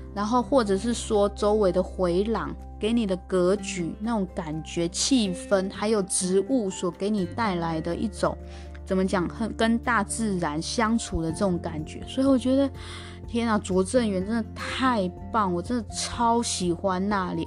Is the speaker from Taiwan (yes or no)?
yes; Taiwan; 我台湾来的